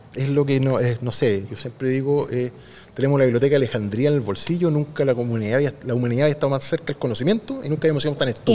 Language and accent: Spanish; Concepción, Biobío, Chile; also born or lived in Santiago; somos una ciudad universitaria